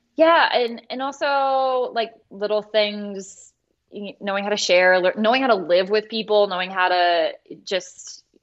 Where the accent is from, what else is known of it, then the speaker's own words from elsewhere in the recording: Croswell, Michigan, United States; I grew up in Croswell, Michigan, which is in the Thumb.